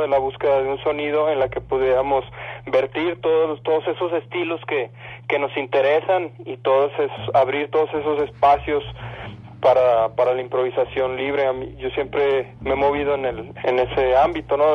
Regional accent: Monterrey, Nuevo León, Mexico; moved away as an adult; now in Mexico City, Mexico; Todos somos de Monterrey, pues migramos para acá hace ya alrededor de un año

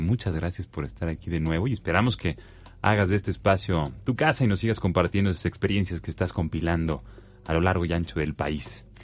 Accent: Mexico

